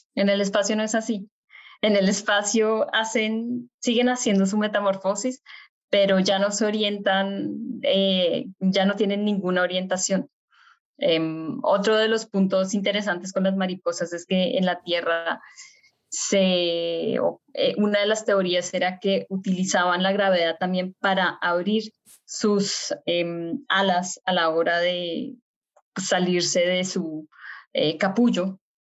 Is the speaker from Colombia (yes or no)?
yes; Bogotá, Colombia; moved away as an adult; now in Germany; yo nací en Bogotá, Colombia, y no solo nací en Colombia, sino que también crecí en Colombia. Mis primeros 18 años eh, los estuve en, en Bogotá